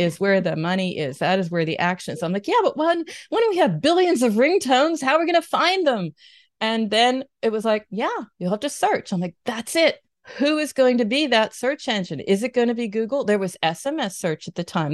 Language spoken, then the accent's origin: English; United States; moved away as an adult; now in Germany; I'm based near Cologne. I'm American living here.